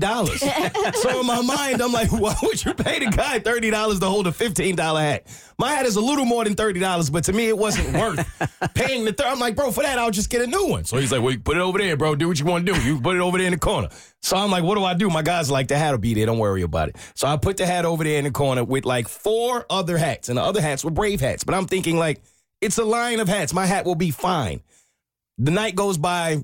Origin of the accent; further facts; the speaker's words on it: New York, United States; I'm actually from New York